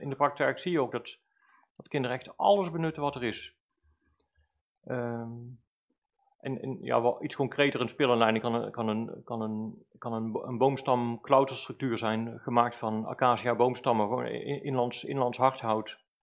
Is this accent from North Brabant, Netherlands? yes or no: yes; Valkenswaard, North Brabant, Netherlands; also born or lived in Velp; Zelf ben ik als kind opgegroeid in Dommeldal in Valkswaard